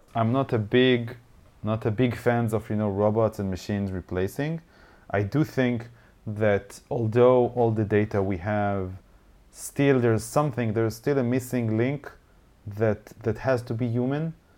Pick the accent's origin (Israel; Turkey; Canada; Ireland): Israel; Haifa, Haifa District; I used to own a bar here in Haifa, my, my hometown.